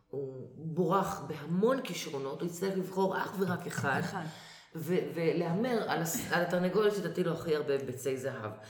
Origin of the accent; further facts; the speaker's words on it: Israel; אנחנו ישראלים, אבל אמרתי, כשהייתי קטנה, כל בית, את נכנסת לבית של, של חברה, חבר, האבא והאימא מדברים או מבטא פולני, או רוסי, או רומני